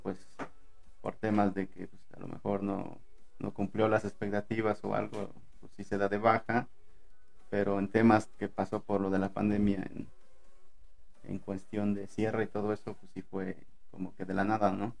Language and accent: Spanish; Acapulco, Guerrero, Mexico; moved away as an adult; now in Puebla, Mexico; a mí me gustaría regresar a mi tierra